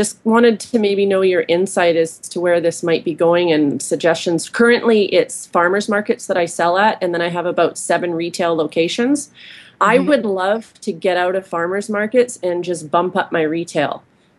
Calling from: Vancouver Island, British Columbia, Canada; I'm calling from Vancouver Island, British Columbia.

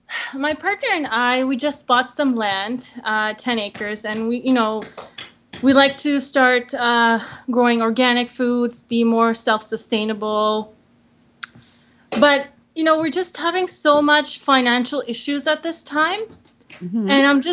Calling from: Kootenays, British Columbia, Canada; I'm calling from British Columbia in the Kootenays.

